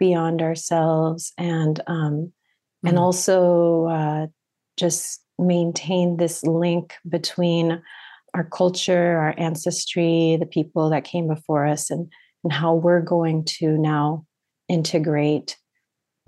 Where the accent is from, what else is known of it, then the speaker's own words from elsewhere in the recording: San Mateo, California, United States; also born or lived in San Francisco; I am from the Bay Area originally, San Mateo specifically, and I was born and raised there.